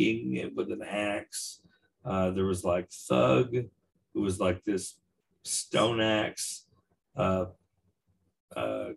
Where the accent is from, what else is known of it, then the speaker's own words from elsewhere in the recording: Odessa, Texas, United States; Shout out to Odessa, Texas. That's my hometown